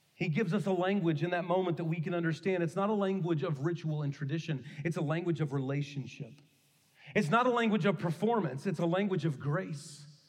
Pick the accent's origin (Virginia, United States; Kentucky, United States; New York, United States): Kentucky, United States; the church I grew up in in Kentucky